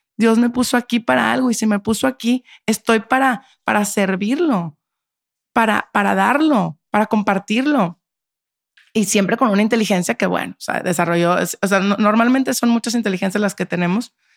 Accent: Monterrey, Nuevo León, Mexico; moved away; yo soy de Monterrey

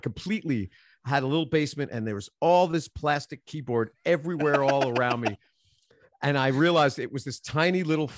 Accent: Queens, New York, United States; now in Nashville, United States; Queens, New York, born and raised in Queens, spent my adult life in the East Village of Manhattan. So I'm a New Yorker through and through.

